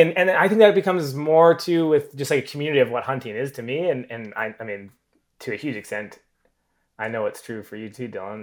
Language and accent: English; Southern Alberta, Canada; I grew up in Southern Alberta.